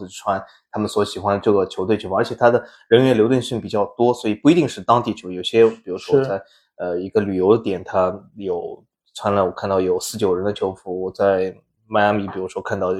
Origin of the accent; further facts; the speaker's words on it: Shanghai, China; 作为上海人，我也不知道有个叫什么嘉定汇龙是吧？